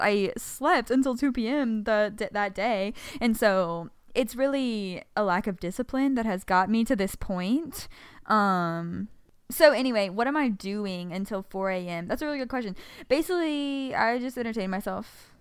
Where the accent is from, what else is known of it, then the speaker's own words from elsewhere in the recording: New Orleans, Louisiana, United States; am from New Orleans